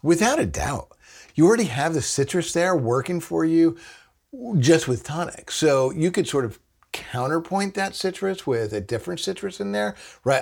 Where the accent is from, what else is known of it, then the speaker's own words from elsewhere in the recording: New Jersey, United States; we're from New Jersey